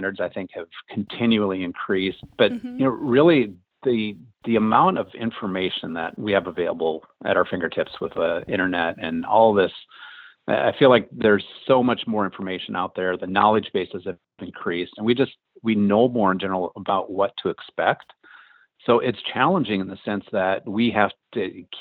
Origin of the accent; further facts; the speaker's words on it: Midwest, United States; moved away as an adult; now in Los Angeles, United States; I grew up in the Midwest, lived there for the first 18 years of my life